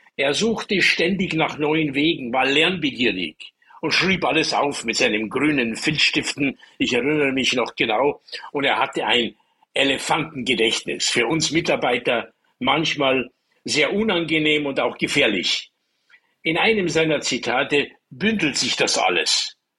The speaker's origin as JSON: {"language": "German", "town": "Munich", "region": "Bavaria", "country": "Germany", "tie": "born or raised there", "said": "ich bin ja in München aufgewachsen"}